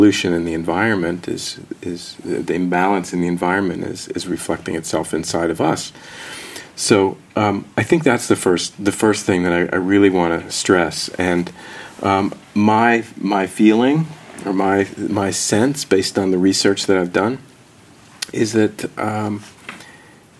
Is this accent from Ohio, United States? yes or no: no; New Jersey, United States; I grew up in New Jersey